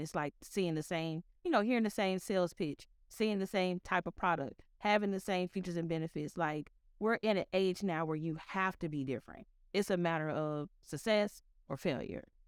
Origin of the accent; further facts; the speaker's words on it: Memphis, Tennessee, United States; I grew up in Memphis